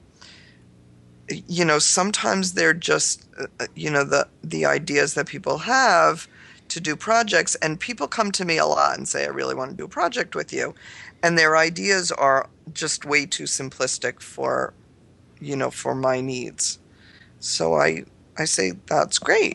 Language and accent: English; New York, United States; I'm a New Yorker.